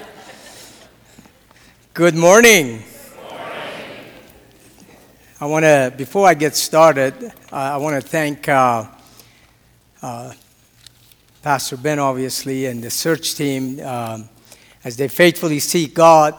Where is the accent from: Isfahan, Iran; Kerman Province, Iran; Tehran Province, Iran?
Tehran Province, Iran; Tehran; moved away; I was born and raised, as I mentioned before, in a country that is very peaceful, loves everybody. We get along with everybody. And that country happens to be Iran. And I was born in Tehran.